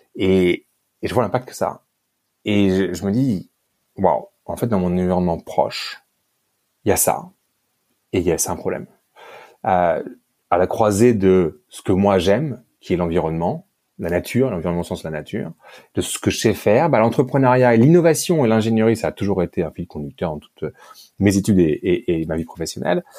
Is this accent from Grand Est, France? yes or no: no; Paris, Île-de-France, France; moved away as an adult; also born or lived in Great Britain; now in Cape Town, South Africa; je suis français. Euh, euh j'ai je suis né, j'ai grandi à Paris